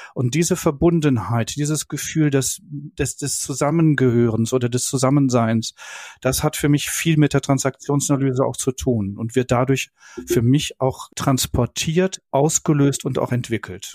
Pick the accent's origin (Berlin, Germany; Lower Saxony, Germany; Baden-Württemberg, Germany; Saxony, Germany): Berlin, Germany; ich als Berliner